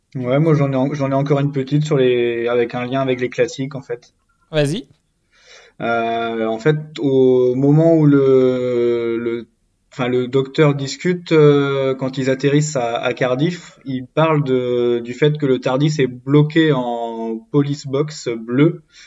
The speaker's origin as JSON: {"language": "French", "region": "Brittany", "country": "France", "said": "en tant que Breton"}